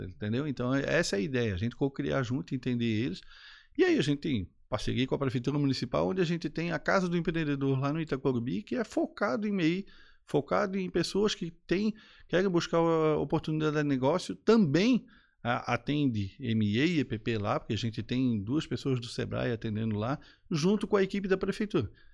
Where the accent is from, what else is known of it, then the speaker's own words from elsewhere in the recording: Florianópolis, Santa Catarina, Brazil; eu sou daqui de Floripa, manezinho da ilha, né? Já 49 anos, nascido no Pantanal